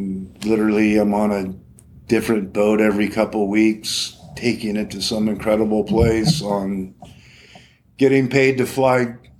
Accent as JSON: {"language": "English", "town": "Morro Bay", "region": "California", "country": "United States", "tie": "born or raised there", "said": "growing up in Morro Bay, comfortable on the ocean, boating, you know, something I've just always done."}